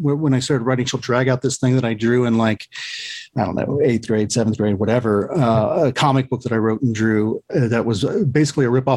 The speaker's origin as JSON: {"language": "English", "town": "Lima", "region": "Ohio", "country": "United States", "tie": "born or raised there", "said": "I grew up in a pretty small town in Lima."}